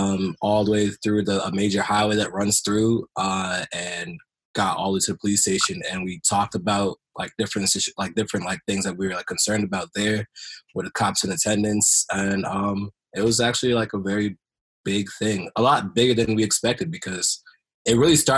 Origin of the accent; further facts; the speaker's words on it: Silver Spring, Maryland, United States; I'm from Silver Spring, Maryland.